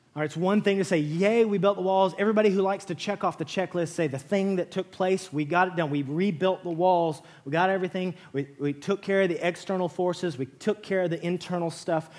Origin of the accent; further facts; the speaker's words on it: West Texas, United States; moved away; I grew up in West Texas